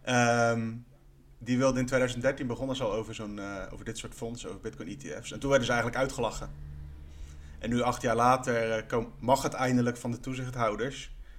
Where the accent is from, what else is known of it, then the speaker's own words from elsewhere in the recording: Netherlands; wij als Nederlanders